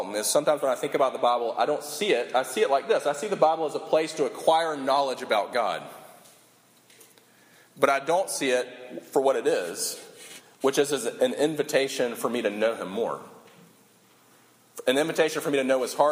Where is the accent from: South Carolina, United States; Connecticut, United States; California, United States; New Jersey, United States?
South Carolina, United States; Sumter; this tiny high school that we grew up in together in Sumter, South Carolina